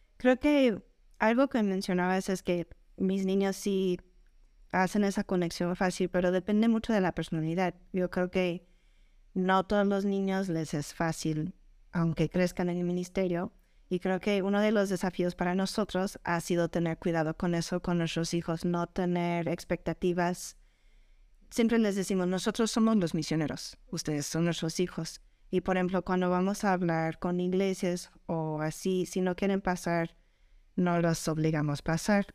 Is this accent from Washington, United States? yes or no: no; Colorado, United States; moved away as an adult; also born or lived in Puebla / Querétaro; now in Mexico; yo vengo de Estados Unidos, de Colorado, ya desde hace 17 años estoy aquí en México